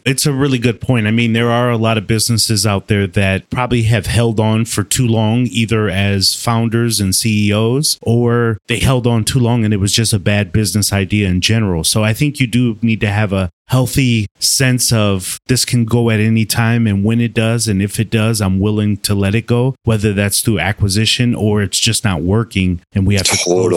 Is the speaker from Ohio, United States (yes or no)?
no; Wisconsin, United States; I'm from Wisconsin